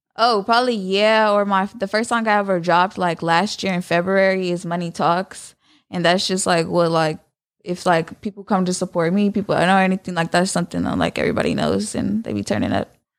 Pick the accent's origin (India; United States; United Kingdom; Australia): United States; San Jose, California; I'm from San Jose, California.